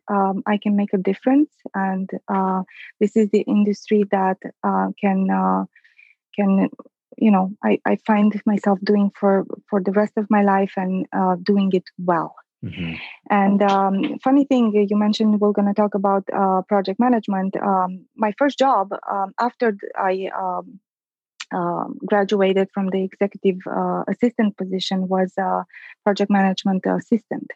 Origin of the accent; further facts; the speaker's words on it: Transylvania, Romania; moved away as an adult; also born or lived in Detroit, United States; now in Chicago, United States; I was born and raised in Transylvania